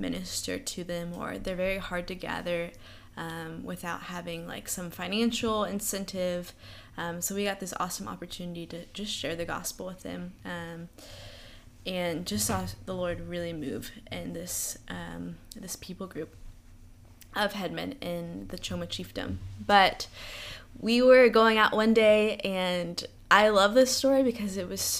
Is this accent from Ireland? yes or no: no; Jacksonville, Florida, United States; So I'm originally from Jacksonville, Florida.